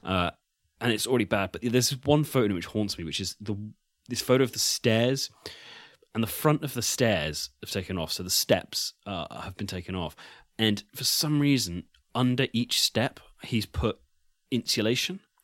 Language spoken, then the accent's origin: English; United Kingdom; I'm British